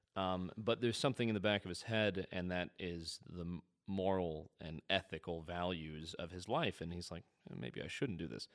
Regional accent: Midwest, United States; I grew up in the Midwest

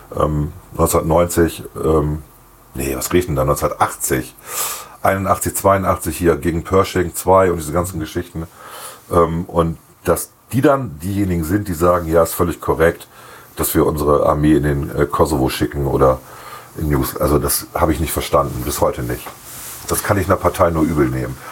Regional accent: West Germany, Germany; sieht man als Wessi so

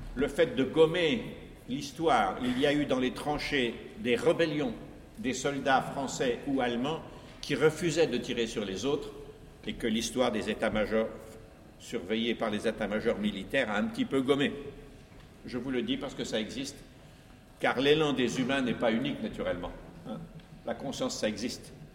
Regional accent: France; chez nous en France

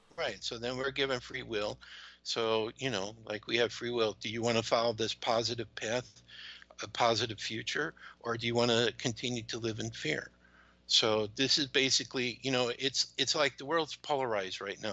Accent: United States; also born or lived in Georgia; being an American

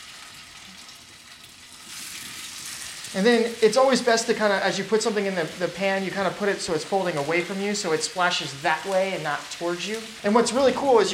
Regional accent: Virginia, United States; moved away as an adult; now in Portland, United States; we're from the South.

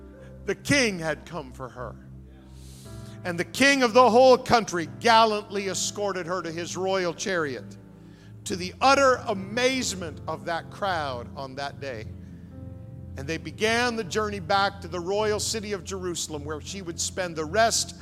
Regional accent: Fredericton, New Brunswick, Canada; I grew up in Fredericton, New Brunswick

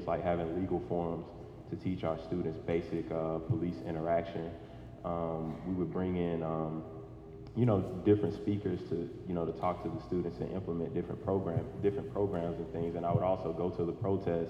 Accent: Atlanta, Georgia, United States; I'm from Atlanta, Georgia

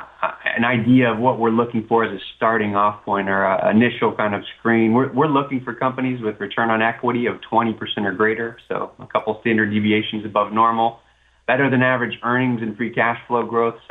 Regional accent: Florida, United States; I'm a native of Florida.

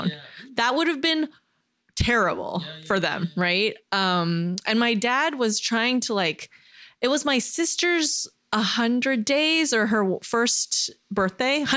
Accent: Downey, California, United States; also born or lived in Fayetteville, North Carolina; when I was a kid, um, grew up in LA, mm-hmm. uh, close to Koreatown, actually in Downey, California.

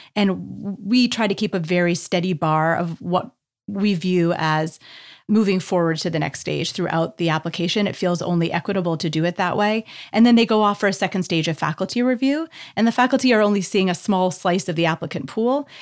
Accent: Canada; moved away; as a Canadian

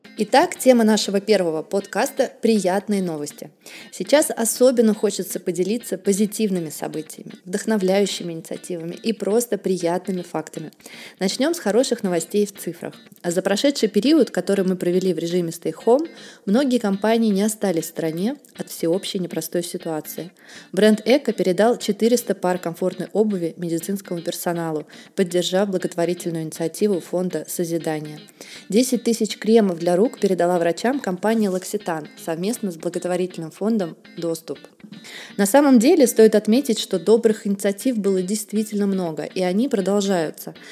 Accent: Saint Petersburg, Russia; к Санкт-Петербургу у меня особое отношение. Это ведь мой родной город

